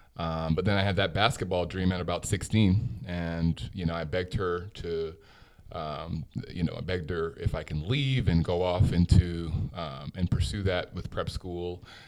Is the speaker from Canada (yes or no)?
no; New York City, New York, United States; also born or lived in Jamaica; I was born in New York City. Grew up in New York. I went to school out there. I moved around a lot.